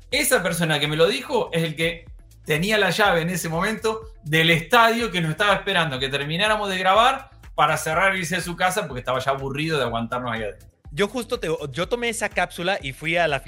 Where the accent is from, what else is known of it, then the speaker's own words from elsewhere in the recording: Mexico; soy mexicano.